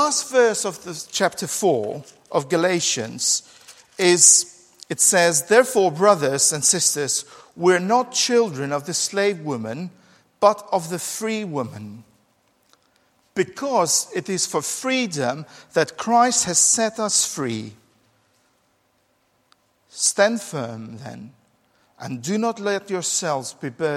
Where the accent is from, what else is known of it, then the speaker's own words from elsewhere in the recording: Albania; now in England, United Kingdom; growing up in Albania, we didn't have, oh, poor Albanians, we didn't have children's bikes